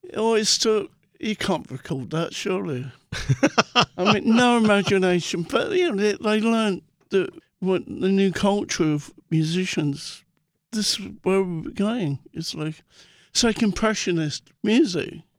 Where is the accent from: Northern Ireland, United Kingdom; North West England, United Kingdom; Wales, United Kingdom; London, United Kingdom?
London, United Kingdom; growing up in Muswell Hill